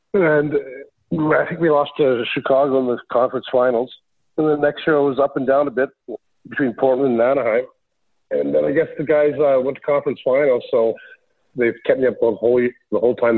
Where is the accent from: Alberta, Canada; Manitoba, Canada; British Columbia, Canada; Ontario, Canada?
Manitoba, Canada; Winkler; moved away as an adult; also born or lived in Bottineau, North Dakota; Where I came from was just a small town in Winkler, Manitoba